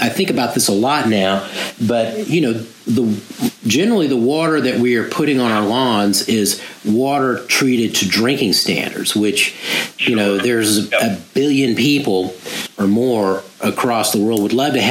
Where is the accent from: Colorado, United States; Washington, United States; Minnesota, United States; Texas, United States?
Texas, United States; Dallas; I grew up in Dallas